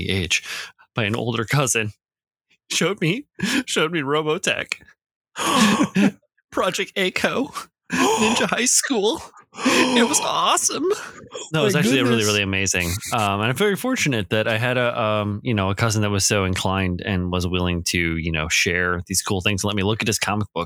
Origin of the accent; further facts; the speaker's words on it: Midwest, United States; growing up in the Midwest, in the 80s